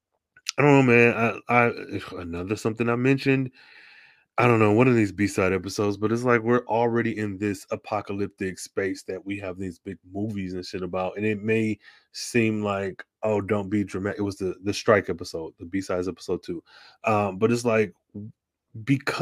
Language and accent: English; Midwest, United States; I'm from the Midwest, from Auto Industry Nation